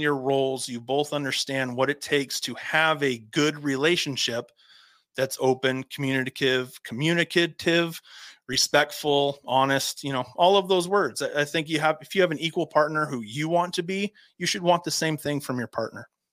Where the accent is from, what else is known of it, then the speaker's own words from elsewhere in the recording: Havre, Montana, United States; moved away; I'm from Havre, Montana. If anybody knows where Havre, Montana is, it's 30 minutes from the Canadian border, about in the middle of the state. And when okay. I was growing up, we lived outside of Havre, Montana.